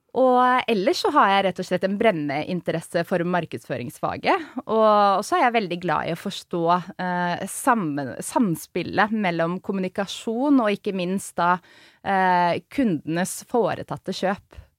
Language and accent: Norwegian; Oslo, Norway; er jo født og oppvokst i Oslo